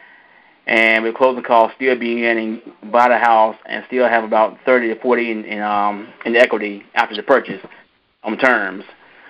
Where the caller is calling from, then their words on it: North Carolina, United States; We are calling from North Carolina.